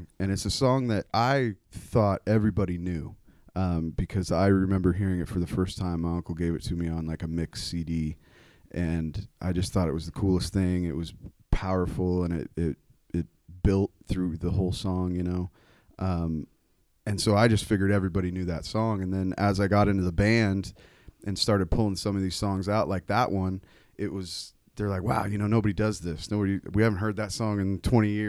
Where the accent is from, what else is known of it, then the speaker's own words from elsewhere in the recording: Sedro-Woolley, Washington, United States; born and raised in Cedar Woolley, Washington